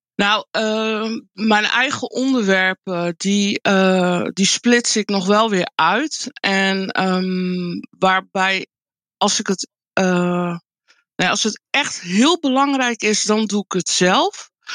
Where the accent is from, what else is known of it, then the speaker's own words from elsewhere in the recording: Friesland, Netherlands; also born or lived in Colombia; now in Groningen, Netherlands; Ik ben ehm, uh, geboren in Colombia. Ik ben ehm, geadopteerd door een Nederlands echtpaar. Toen ik bijna vijf was. En ik ben opgegroeid in uh, Friesland, in een klein dorpje.